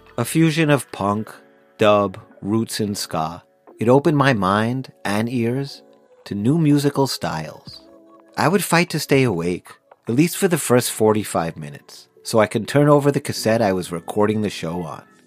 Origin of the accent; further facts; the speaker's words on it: Long Island, New York, United States; Growing up in Long Island